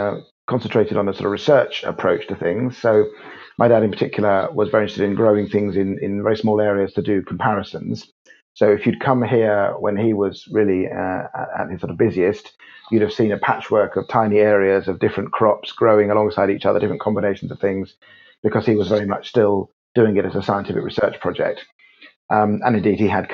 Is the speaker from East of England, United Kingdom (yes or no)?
yes; Cambridge, East of England, United Kingdom; lived in Cambridge, and I grew up in Cambridge